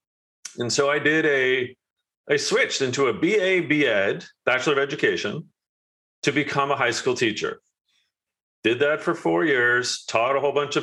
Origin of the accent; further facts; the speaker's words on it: Canada; I'm Canadian